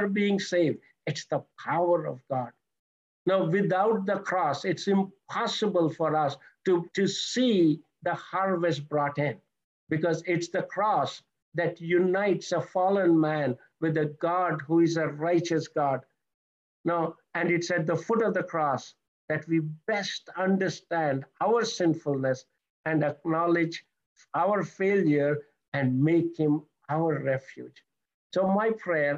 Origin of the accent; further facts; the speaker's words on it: India; moved away; I'm originally from India, so that's where I was saved